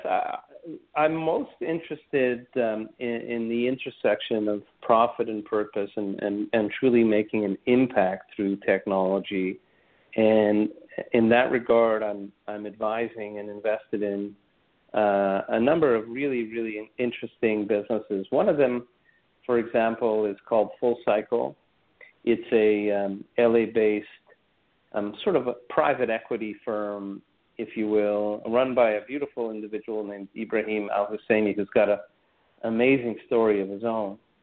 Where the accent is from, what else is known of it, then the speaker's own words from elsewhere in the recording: Montreal, Quebec, Canada; I'm Canadian uh, by background. I was born and raised in Montreal